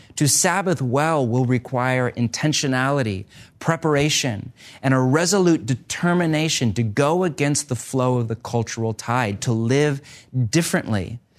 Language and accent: English; United States; my home country of the U S